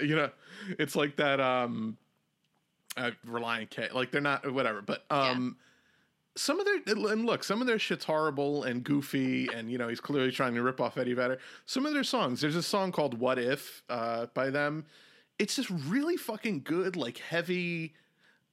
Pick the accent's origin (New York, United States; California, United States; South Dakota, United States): New York, United States; I'm from New York